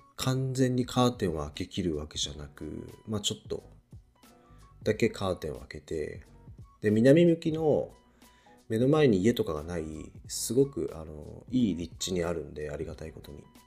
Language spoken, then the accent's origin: Japanese; Niigata, Japan; also born or lived in Tokyo; now in Shizuoka, Japan; 僕、新潟出身で、で、東京に住んでたこともあって